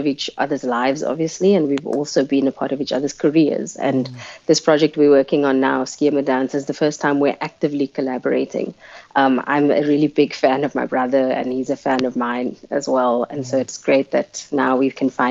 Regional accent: Cape Town, Western Cape, South Africa; first language Afrikaans; English is a second language; I grew up in Mitchell's Plain, and I'm the kid of two cops raised by police officers

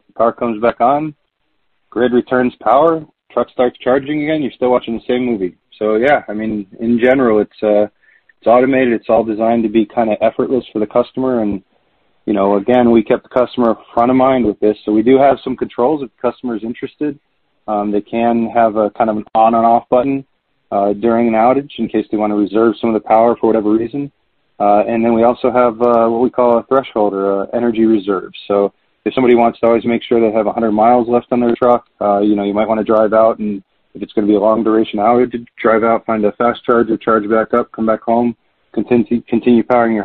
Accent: Texas, United States; moved away; I grew up in Texas, and so I have family down there

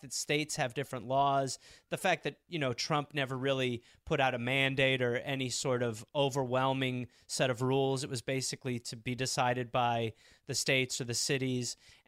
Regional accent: England, United Kingdom; I had to go to the dentist because I'm English.

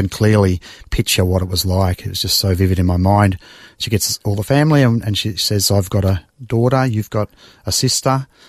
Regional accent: Mulgrave, Victoria, Australia; Spent the first 15 years in Mulgrave.

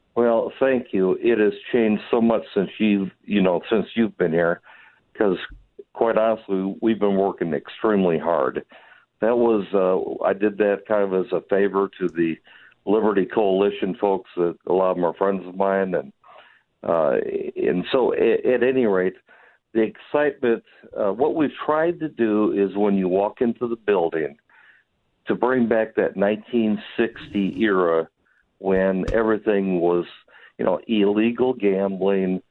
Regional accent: Wisconsin, United States; now in Hot Springs, United States; I'm from Wisconsin originally. Back in the 70s, I moved down here to Hot Springs

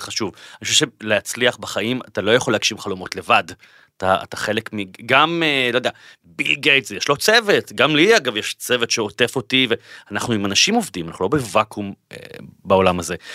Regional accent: Bat Yam, Tel Aviv District, Israel; נולדתי בבת ים, הורים גרושים, אימא חד-הורית, בקושי כסף בבית

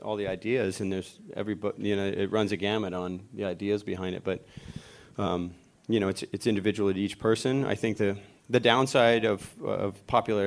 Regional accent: Florida, United States; I grew up in Florida

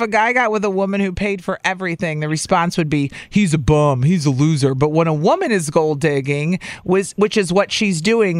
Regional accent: Carbondale, Illinois, United States; moved away; I grew up in Carbondale, and I don't sound like that.

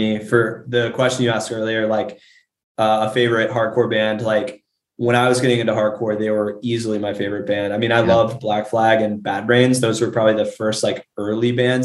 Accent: Richmond, Virginia, United States; I'm from Richmond

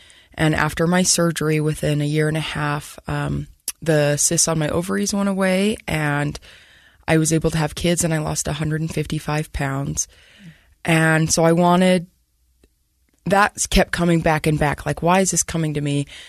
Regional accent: Centerville, Utah, United States; So I grew up in Centerville and I went to Viewmont High School

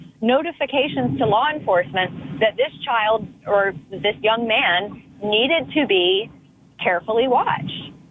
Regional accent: the South, United States; I grew up in the South in a very responsible gun owning household

